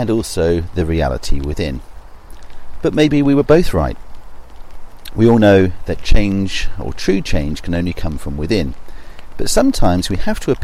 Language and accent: English; south coast of England, United Kingdom; my hometown on the south coast of England